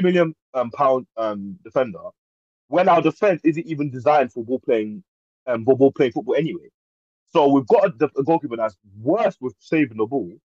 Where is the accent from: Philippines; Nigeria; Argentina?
Nigeria; I am Nigerian, so yeah, I ain't got no links to Ivory Coast